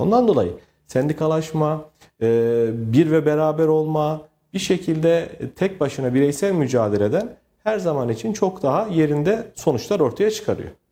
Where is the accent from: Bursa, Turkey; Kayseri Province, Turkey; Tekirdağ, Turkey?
Kayseri Province, Turkey; Bünyan; also born or lived in Istanbul; 1986 ee, Kayseri Bünyan Karacaören doğumluyum. Ee, ilk orta ve lise öğrenimimi e, Kayseri'de e, almış bulunmaktayım.